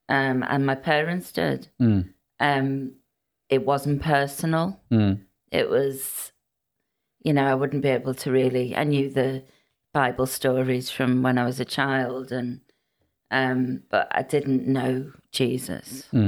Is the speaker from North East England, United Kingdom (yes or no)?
no; Wales, United Kingdom; first language cy; English is a second language; you know, I'd ask the odd word. And but Welsh was my first language.